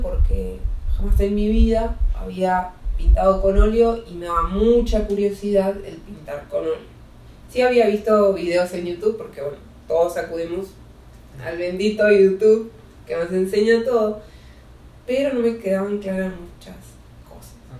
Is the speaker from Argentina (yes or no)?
yes; Neuquén, Argentina; now in Mexico; allá en Neuquén, de donde soy oriunda